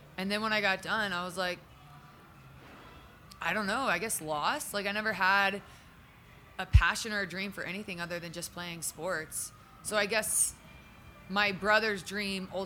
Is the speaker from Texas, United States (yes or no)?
no; Charlotte, North Carolina, United States; I grew up in Charlotte, North Carolina